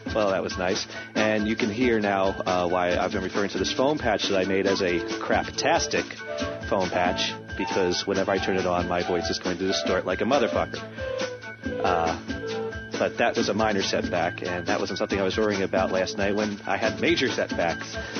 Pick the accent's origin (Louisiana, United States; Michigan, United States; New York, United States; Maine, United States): Maine, United States; growing up in Maine here, there's like nothing to do here.